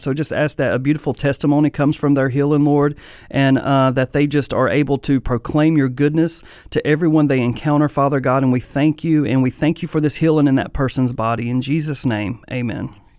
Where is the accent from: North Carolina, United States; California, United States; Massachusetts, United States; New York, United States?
North Carolina, United States; Mount Airy; I'm from Mount Airy